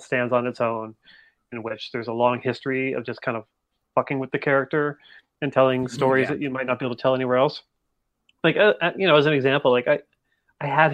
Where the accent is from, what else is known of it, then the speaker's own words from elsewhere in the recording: Canada; I'm Canadian